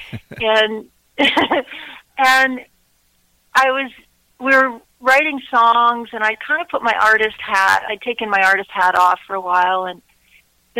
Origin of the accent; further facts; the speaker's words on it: Ontario, Canada; I grew up here in Ontario, Canada, and my grandmother was Transylvanian